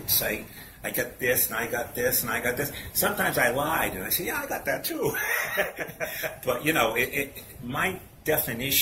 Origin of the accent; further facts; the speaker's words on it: New Bedford, Massachusetts, United States; I grew up in New Bedford